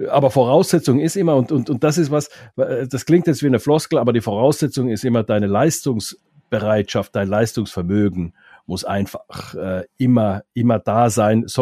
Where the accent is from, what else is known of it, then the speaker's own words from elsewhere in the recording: Mannheim, Baden-Württemberg, Germany; legt mir das bitte nicht als Mannheimer Arroganz oder irgendwie sowas aus